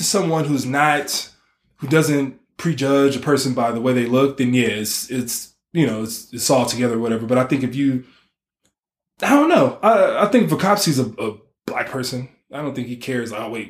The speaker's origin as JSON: {"language": "English", "country": "Nigeria", "said": "if I'm from West Africa, because I'm Nigerian"}